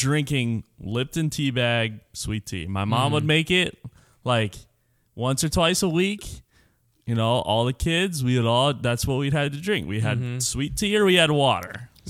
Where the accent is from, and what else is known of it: Virginia, United States; born or raised there; also born or lived in North Carolina